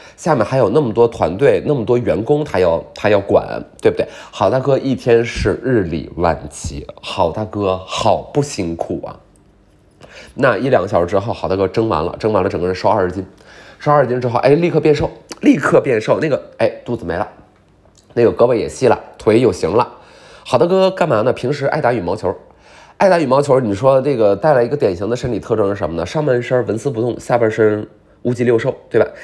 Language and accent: Chinese; Beijing, China; 我来自北京